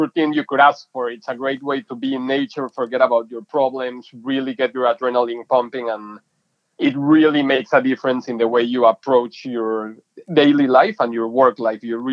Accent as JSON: {"language": "English", "region": "Mexico City", "country": "Mexico", "tie": "born or raised there", "moved": "as an adult", "lives_now": "San Diego, United States", "said": "I'm originally from Mexico City. I was born and raised there and then moved to college to San Diego, to the University of San Diego, and never left San Diego"}